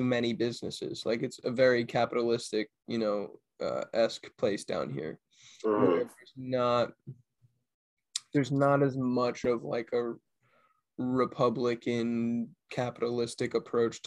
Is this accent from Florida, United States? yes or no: no; Cranston, Rhode Island, United States; moved away as an adult; Cambodian food that I grew up with in the Rhode Island, like Providence line. I mean, the Cranston, Rhode Island line.